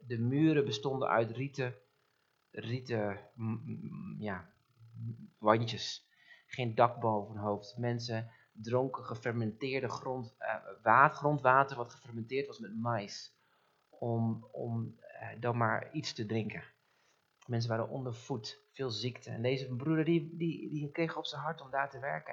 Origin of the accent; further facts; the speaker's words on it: Netherlands; ons als Nederlanders